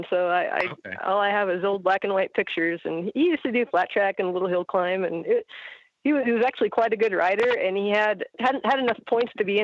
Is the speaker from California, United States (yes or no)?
yes; Salinas, California, United States; also born or lived in Montana; Yeah, that's where I grew up uh, when I was just a baby.